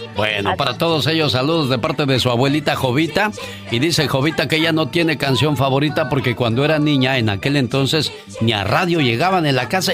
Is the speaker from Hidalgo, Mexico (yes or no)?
no; Oaxaca, Mexico; moved away; un día salí de Oaxaca, pero Oaxaca nunca salió de mí